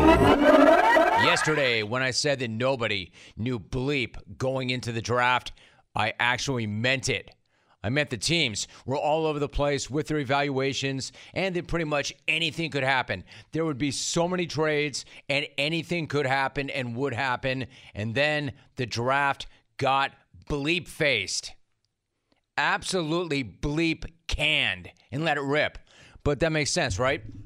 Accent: Los Angeles, California, United States; growing up in Los Angeles

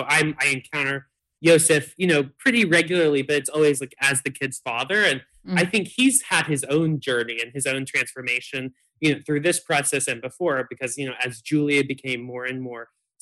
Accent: Texas, United States; moved away as an adult; also born or lived in Syracuse, New York; growing up in Texas

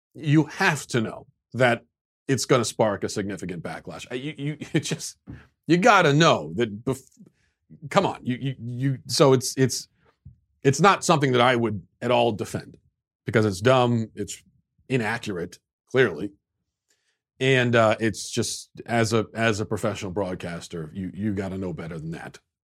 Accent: United States; as an American

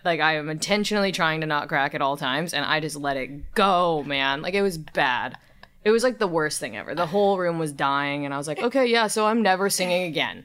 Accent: Southern California, United States; also born or lived in Long Beach, California; I was born in Long Beach. I grew up in Southern California

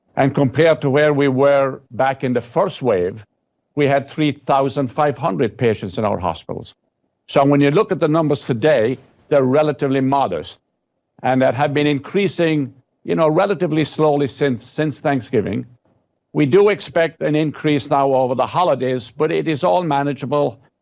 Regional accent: West Virginia, United States; I'm from West Virginia

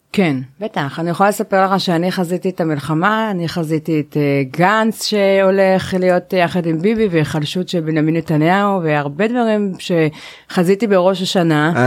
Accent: Jerusalem, Jerusalem District, Israel; אני ירושלמית במקור

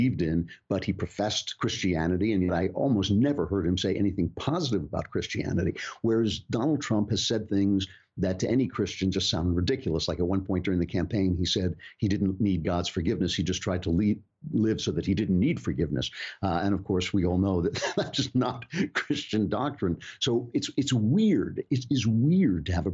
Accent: United States; As an American

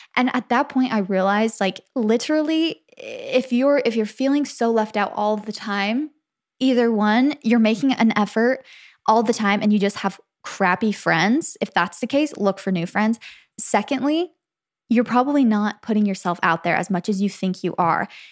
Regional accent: Arizona, United States; moved away; also born or lived in Santa Clara, California; I grew up in Arizona, though. So when I was about two, we moved to Arizona

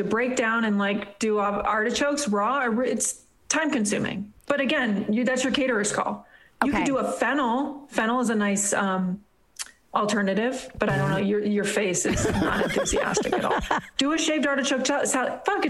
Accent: Hollywood, California, United States; Yeah, I'm from Hollywood. Don't you know we eat babies?

